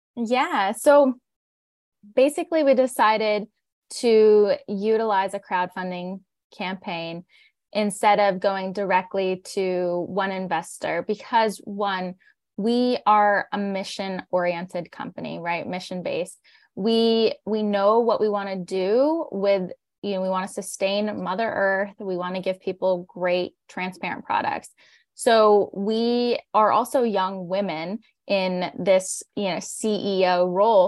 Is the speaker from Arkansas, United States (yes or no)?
no; northern Pennsylvania, United States; we are fourth generation on our family's organic dairy and crop farm. So we're a regenerative farm in northern Pennsylvania